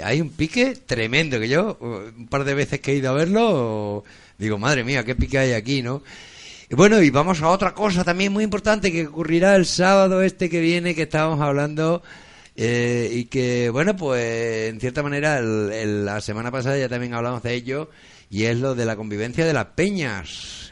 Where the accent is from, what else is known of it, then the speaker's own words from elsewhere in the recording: central Extremadura, Spain; nosotros no estamos ni en el sur ni en el norte, estamos en la mitad. No sabemos si somos de Badajoz o de Cáceres